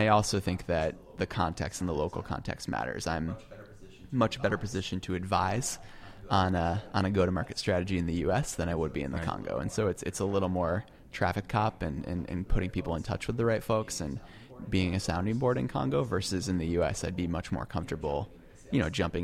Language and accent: English; United States; I am an American and I do live here